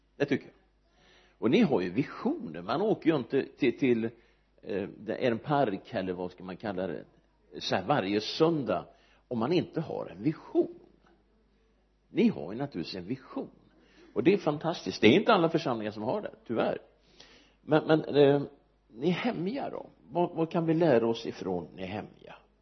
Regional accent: Örebro, Örebro County, Sweden; also born or lived in United States; jag är född i Örebro jag har bott där nästan hela mitt liv utom en sejour i USA

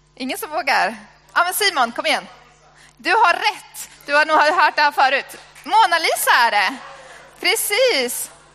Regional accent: Sweden; jag är svensk

